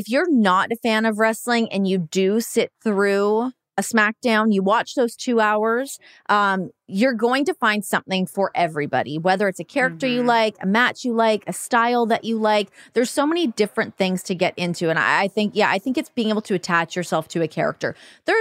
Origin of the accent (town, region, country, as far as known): Canada; moved away as an adult; now in United States